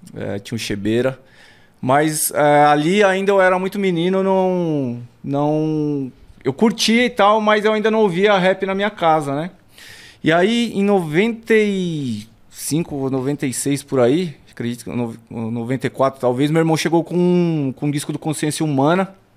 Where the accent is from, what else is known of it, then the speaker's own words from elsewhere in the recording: São Paulo, Brazil; Nasci ali em Santo Amaro, no, no, no hospital ali, né? No, no Zona Sul. e cresci no, no Alto do Riviera